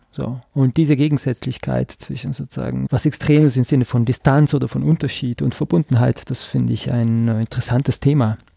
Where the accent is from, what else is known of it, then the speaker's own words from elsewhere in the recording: Trentino-Alto Adige, Italy; dass ich komme äh, aus Südtirol, also sozusagen diese deutschsprachige Minderheit in Italien, aber ich komme aus einem ladinischsprachigen Tal. Das ist nochmal eine andere Sprache.